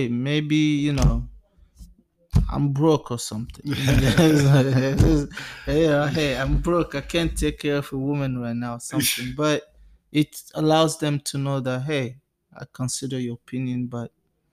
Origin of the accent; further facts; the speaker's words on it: DR Congo; now in United States; we are from the Democratic Republic of Congo, from Africa